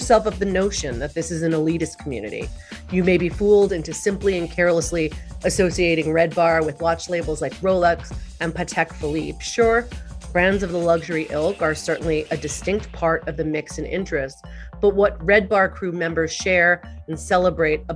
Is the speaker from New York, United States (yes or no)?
yes; New York City, New York, United States; You were born and raised in New York City, like me